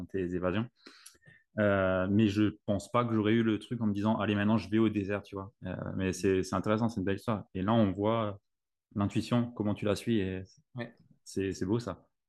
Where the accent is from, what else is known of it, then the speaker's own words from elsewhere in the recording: Alsace, Grand Est, France; je suis alsacien